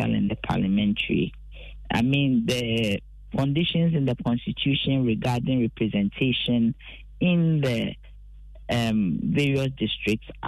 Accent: Ghana; what identifies me as a Ghanaian is not my Ghana card

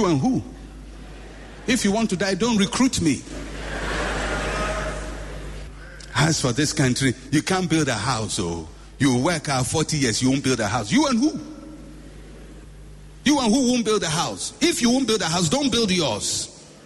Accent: Ghana; I was born in Ghana

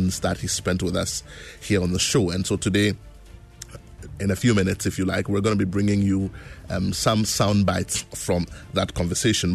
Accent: Ghana

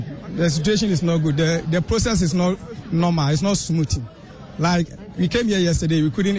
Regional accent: Manso Nkwanta / Kumpesi, Ashanti, Ghana; I'm from Mansu Kumpesi.

